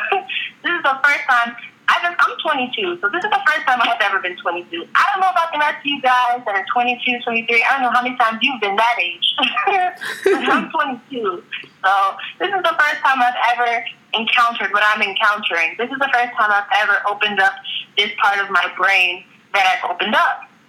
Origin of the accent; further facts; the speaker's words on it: Jamaica; But that's another type of stereotype that I live under when people find out that I'm Jamaican.